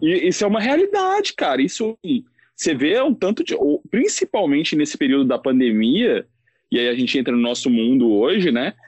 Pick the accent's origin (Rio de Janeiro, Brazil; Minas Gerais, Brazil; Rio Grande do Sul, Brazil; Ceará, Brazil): Minas Gerais, Brazil; Belo Horizonte; eu sou de Belo Horizonte